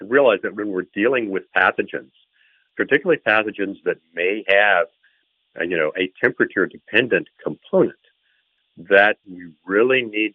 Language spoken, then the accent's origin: English; Bangkok, Thailand; my first experience with cholera was when I was a child growing up in Bangkok, Thailand